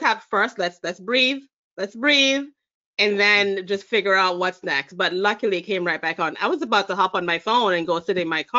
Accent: Jamaica; now in United States; Yes, I am. Look at that. I'm originally from Jamaica. I spent most of my adult life, or most of my life actually, in the United States, but going to back to Jamaica quite a bit.

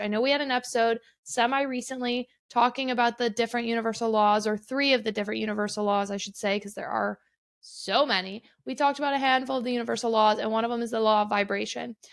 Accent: Midwest, United States; now in Arizona, United States; I'm from the Midwest originally

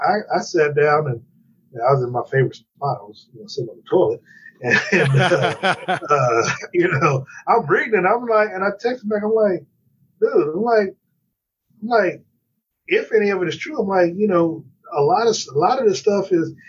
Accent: Kansas City, United States; I'm from Kansas City

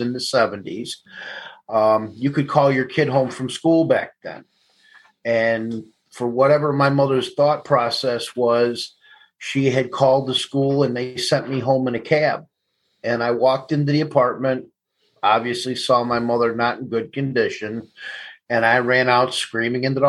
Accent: Elmwood Park, Illinois, United States; I grew up in Elmwood Park and on the northwest side of Chicago

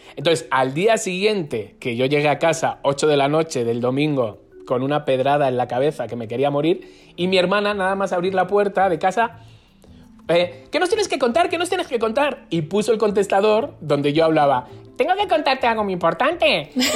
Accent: Madrid, Community of Madrid, Spain; moved away as an adult; now in Mexico; de Madrid, gay

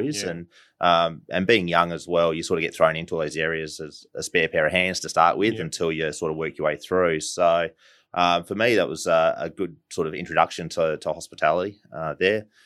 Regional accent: Adelaide, South Australia, Australia; born and bred in Adelaide, uh, down at Port Adelaide

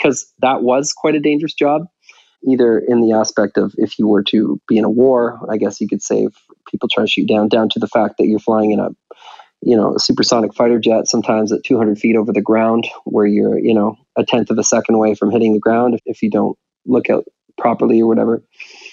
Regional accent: Victoria, British Columbia, Canada; I was walking around in my hometown of Victoria

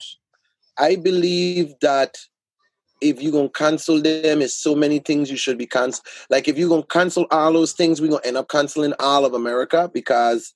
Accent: Charlotte Amalie, U.S. Virgin Islands; I'm from the Virgin Islands.

